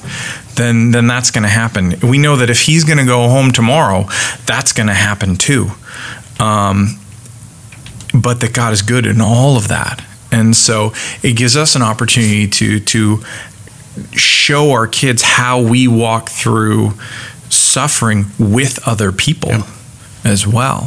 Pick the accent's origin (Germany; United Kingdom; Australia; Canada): Canada; now in United States; I'm Canadian, and that means that I am not American, and I live in America